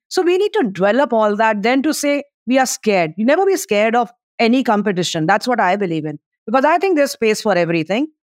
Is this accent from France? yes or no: no; India; as an Indian